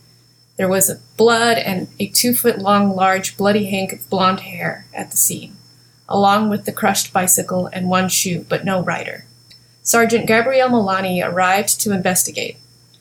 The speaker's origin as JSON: {"language": "English", "town": "Hilo", "region": "Hawaii", "country": "United States", "tie": "born or raised there", "also_born_or_lived": "England / Boston / Oahu", "moved": "as an adult", "lives_now": "Honolulu, United States", "said": "I want to say a few things about my hometown, Hilo, Hawaii, because a typical American town, it is not. Hilo is located on the largest island of the 8 islands in the Hawaiian archipelago. It is a tropical Polynesian island."}